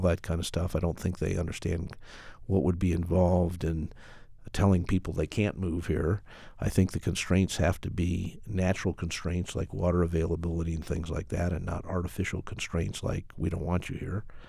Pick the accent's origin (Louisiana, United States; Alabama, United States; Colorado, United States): Colorado, United States; Colorado Springs; also born or lived in Denver; the mayor of my hometown. I literally grew up with this city